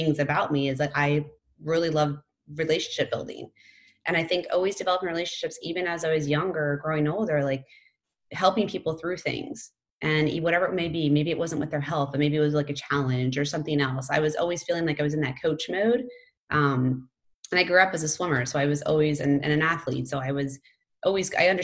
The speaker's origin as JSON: {"language": "English", "region": "Pennsylvania", "country": "United States", "tie": "born or raised there", "moved": "yes", "said": "I grew up in Pennsylvania"}